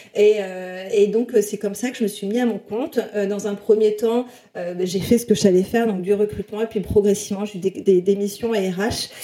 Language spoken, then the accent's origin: French; south-west France, France; je viens du sud-ouest de la France, dans un tout petit village de 3000 habitants.